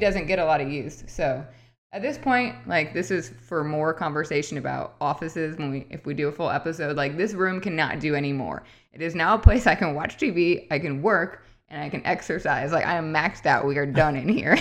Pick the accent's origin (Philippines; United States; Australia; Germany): United States; Midwest; also born or lived in upstate New York; now in Michigan, United States; I grew up in the Midwest. Well, I'm from upstate New York, but growing up in the Midwest